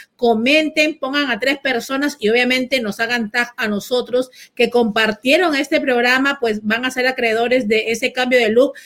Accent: Peru; now in Miami, United States; yo misma como peruana

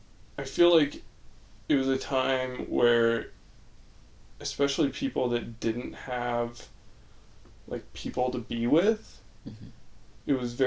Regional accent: Riverton, Utah, United States; we grew up in Riverton, which is a very...

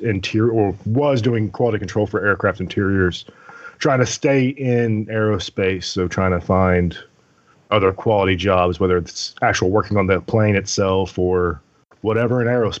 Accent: Fort Worth, Texas, United States; I am from Fort Worth, or the Fort Worth area.

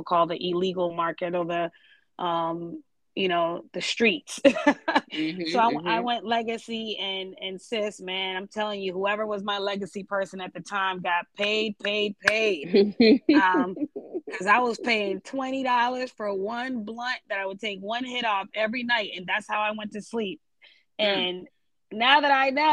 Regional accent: Boston, Massachusetts, United States; moved away as an adult; also born or lived in Georgia; I grew up in Boston

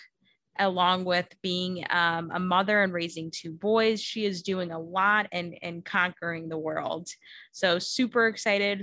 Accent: Chicago suburbs, Illinois, United States; I grew up in the Chicago suburb

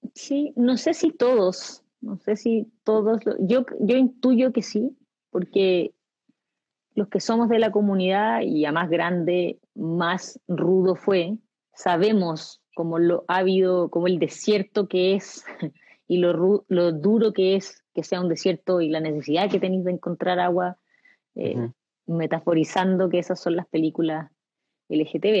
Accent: Chile; los chilenos somos arribistas

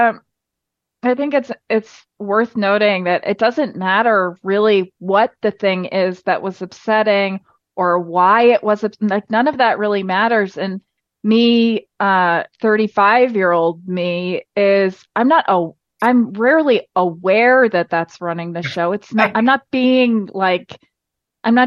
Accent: Medford, New York, United States; I grew up on Long Island on the South Shore in a town called Medford near Patchogue

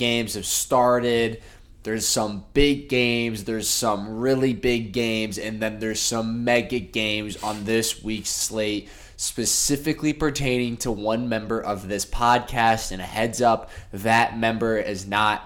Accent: Indiana, United States; growing up in Indiana

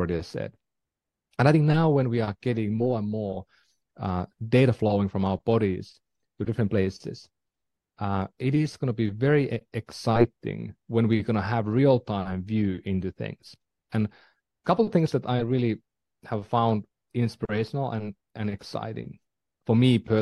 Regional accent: Finland; moved away; I'm from Finland

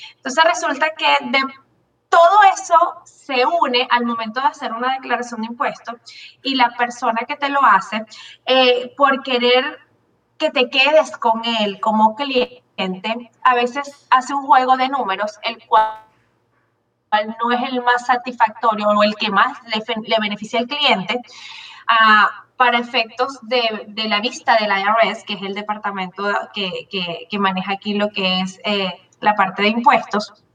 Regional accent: Venezuela; moved away as an adult; now in Miami, United States; yo tengo 22 años acá en los Estados Unidos, vengo de Venezuela

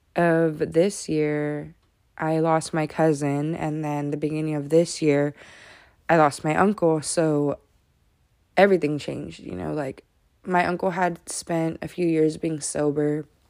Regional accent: Modesto, California, United States; I was born and raised in Modesto

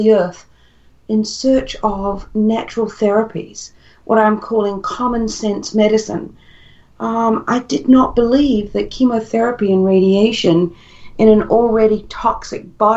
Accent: New Zealand; moved away as an adult; also born or lived in Perth, Australia; I was living in Australia at the time. I'm originally from New Zealand, but we were living in Perth

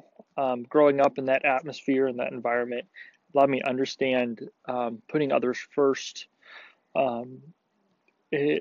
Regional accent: Tehachapi, California, United States; now in Arizona, United States; I grew up in California in a small town called Tehachapi

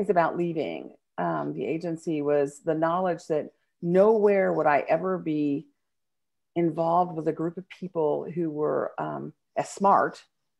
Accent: California, United States; You know, I grew up in California. My dad was Navy, so we traveled around and we moved different places as a kid.

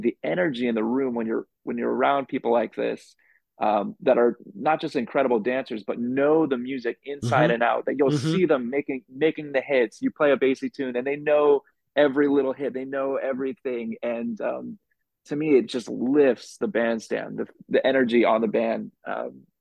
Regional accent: Los Angeles, California, United States; moved away as an adult; now in New York City, United States; I'm originally from Los Angeles

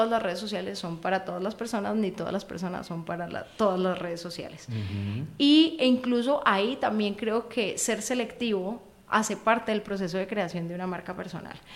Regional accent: Cali, Valle del Cauca, Colombia; No, soy caleña.

